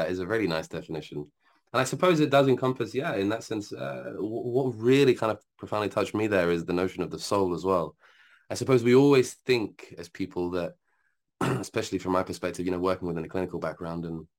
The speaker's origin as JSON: {"language": "English", "country": "Algeria", "said": "I'm from Algeria"}